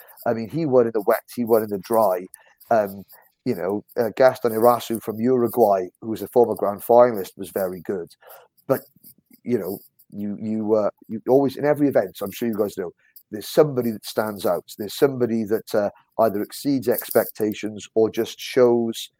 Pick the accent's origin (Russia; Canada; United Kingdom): United Kingdom; Wales; And I'm from Wales